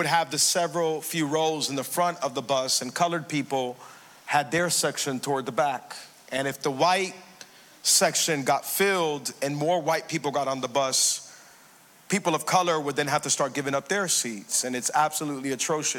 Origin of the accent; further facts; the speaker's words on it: Hialeah, Florida, United States; I grew up in Hialeah, and I went to Twin Lakes Elementary